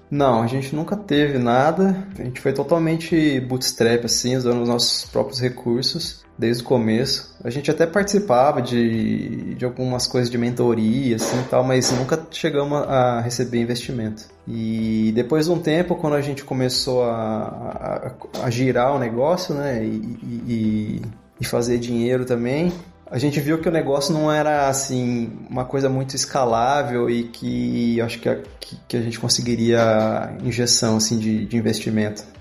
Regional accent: Campinas, São Paulo, Brazil; moved away as an adult; now in Italy; Eu sou de Campinas e quando eu estava no, na oitava série, eu decidi prestar um vestibulinho para o Colégio Técnico da Unicamp

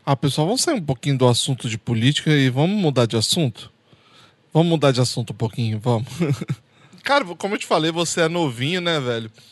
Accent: Espírito Santo, Brazil; now in United States; eu sou do Espírito Santo

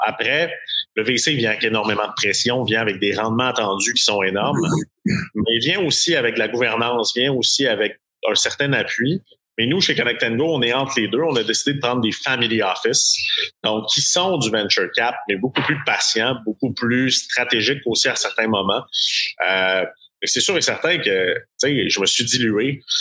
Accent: Quebec, Canada; chez nous au Québec ou au Canada

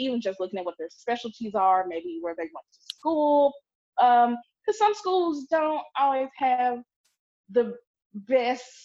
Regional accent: Clarksdale, Mississippi, United States; I'm from Clarksdale, Mississippi. This is rural

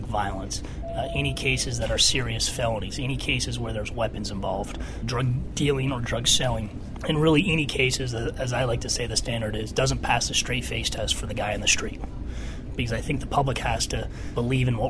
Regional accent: Burlington, Vermont, United States; also born or lived in Philadelphia; I grew up in Burlington, Vermont.

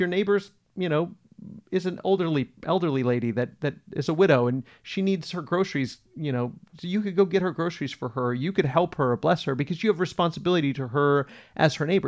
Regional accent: United States; I'm an American.

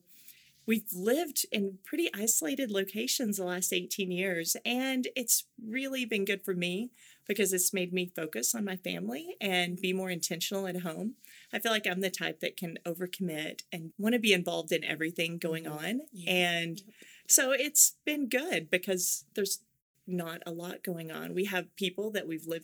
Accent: Oklahoma, United States; accent: Oklahoma; moved away as an adult; now in Asia; I grew up in Oklahoma. Mm-hmm. And so I come back and I know how to fit into the right. culture and I can get my Oklahoma accent on when I need

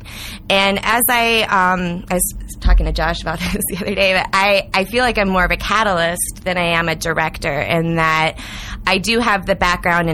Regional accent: St. Louis, Missouri, United States; also born or lived in Iowa; now in Denver, United States; I'm originally from St. Louis and went to college in Iowa. And then I've been in Colorado 7 years, Denver for two of those

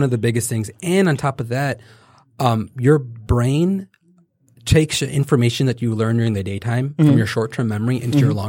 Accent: the South, United States; Oh, I love grits. I'm from the South, okay?

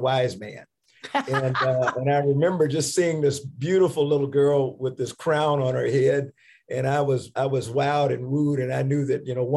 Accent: the South, United States; growing up in the South

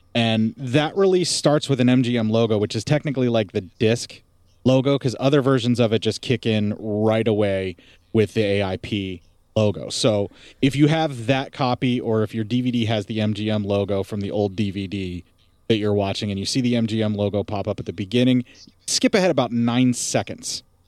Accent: Appalachia, United States; so far up in the mountains where I lived, you know, like in the Appalachia

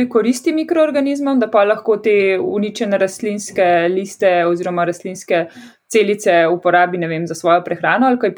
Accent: Ptuj, Drava, Slovenia; prihajam iz Ptuja.

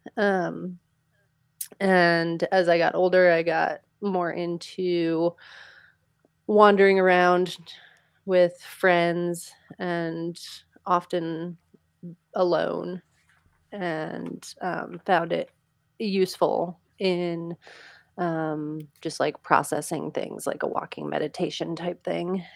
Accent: Pennsylvania, United States; I grew up in Pennsylvania with a very large yard.

